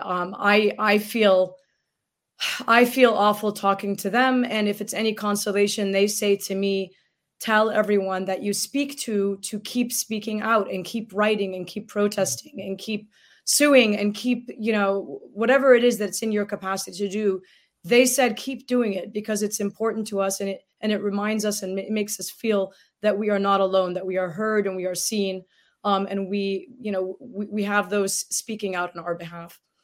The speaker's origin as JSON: {"language": "English", "region": "Gaza Strip", "country": "Palestine", "moved": "yes", "lives_now": "United States", "said": "as a Palestinian from Gaza"}